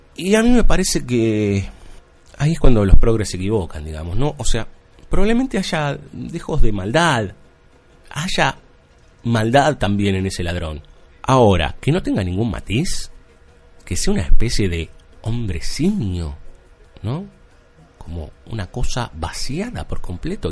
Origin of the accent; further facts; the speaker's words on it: Buenos Aires, Argentina; Como buen capitalino. La gente de provincia nos mira de reojo un poco a los, a los porteños